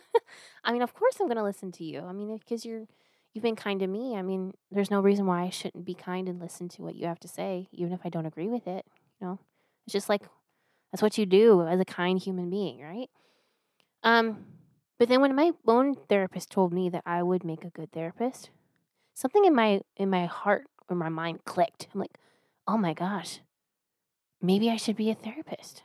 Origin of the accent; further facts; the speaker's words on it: United States; I'm an American